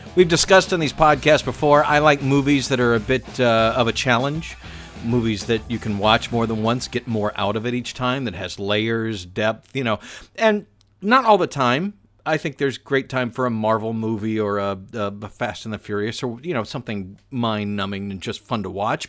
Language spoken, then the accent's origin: English; Atlanta, Georgia, United States; my hometown of Atlanta